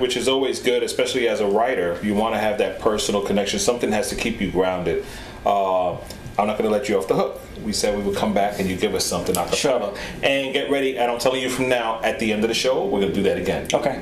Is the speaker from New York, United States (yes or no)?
yes; New York City, New York, United States; born and raised in the Bronx, in the South Bronx